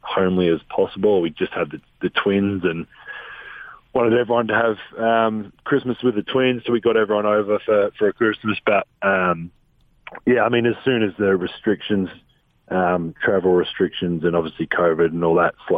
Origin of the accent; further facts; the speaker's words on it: Adelaide, South Australia, Australia; moved away as an adult; now in Salt Lake City, United States; growing up in Australia